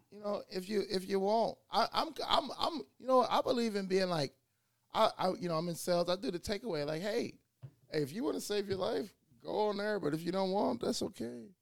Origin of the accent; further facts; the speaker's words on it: Chicago, Illinois, United States; also born or lived in West Africa; we both from West Side of Chicago, and I'm from the West Side of Africa too